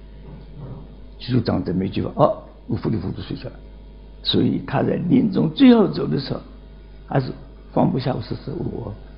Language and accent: Chinese; Nancheng, Jiangxi, China; 今年九十二岁，江西南城人